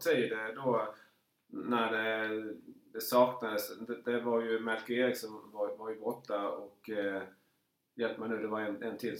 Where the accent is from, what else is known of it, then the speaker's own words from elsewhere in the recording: Markaryd, Kronoberg County, Sweden; jag är ju född i Markaryd